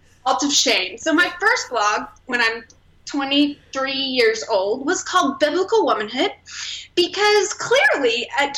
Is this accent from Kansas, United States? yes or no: yes; Wichita, Kansas, United States; I was born and raised in Wichita, Kansas